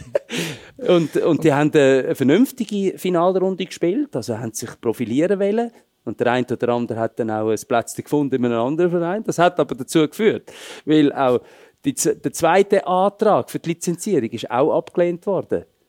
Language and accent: German; Switzerland; moved away as an adult; also born or lived in Dortmund; bei uns in der Schweiz